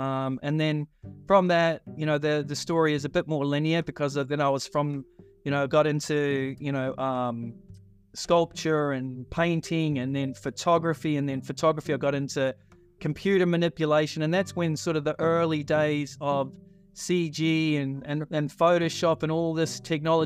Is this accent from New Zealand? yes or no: yes; New Zealand; when I was growing up in New Zealand